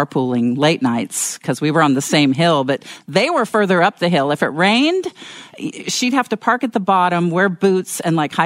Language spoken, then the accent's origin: English; San Diego, California, United States; I grew up here in San Diego